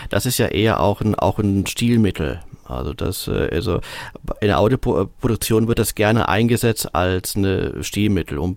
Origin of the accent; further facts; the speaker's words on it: Germany; Also ich bin jetzt nur hier in Deutschland aufgewachsen. Also insofern liegt mir natürlich das deutsche Weihnachten wesentlich näher als das amerikanische.